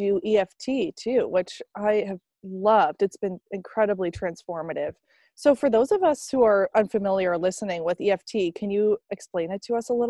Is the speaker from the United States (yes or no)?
yes; Maine, United States; now in California, United States; if I was born on the East Coast in Maine and I'm now in California